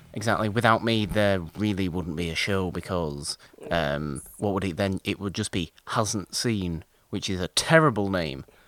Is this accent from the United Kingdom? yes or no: yes; United Kingdom; being British